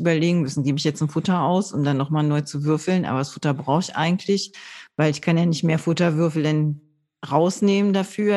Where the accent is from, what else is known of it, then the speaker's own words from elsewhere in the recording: Low German-speaking area, Northern Germany, Germany; ich bin da in der Gegend aufgewachsen, wo man Plattdeutsch gesprochen hat